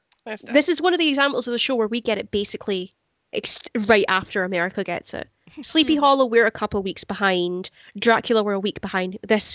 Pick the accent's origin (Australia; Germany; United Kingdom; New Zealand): United Kingdom; Scotland; I'm a Scot who doesn't do whiskey.